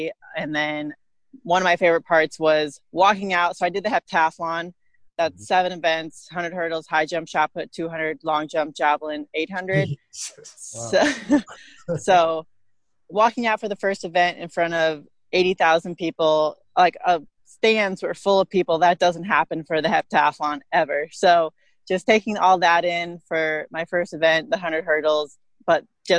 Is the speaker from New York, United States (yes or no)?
no; Rolla, Missouri, United States; I am from Rolla, Missouri. I'll start there. My parents were in the Army, brought me here